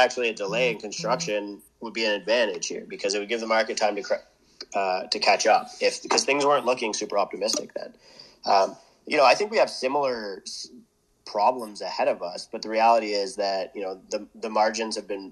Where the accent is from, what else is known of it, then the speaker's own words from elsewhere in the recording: Canada; I'm from a small town where it's a lot of unskilled labor or skilled labor, but trades